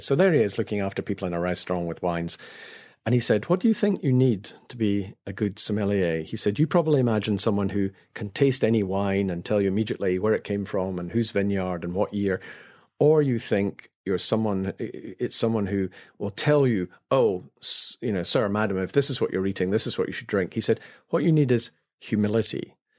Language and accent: English; Scotland, United Kingdom; as a Scot